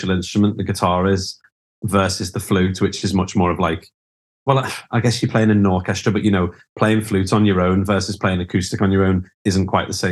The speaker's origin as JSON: {"language": "English", "town": "Liverpool", "region": "North West England", "country": "United Kingdom", "tie": "born or raised there", "also_born_or_lived": "London", "moved": "as an adult", "said": "I grew up in Liverpool"}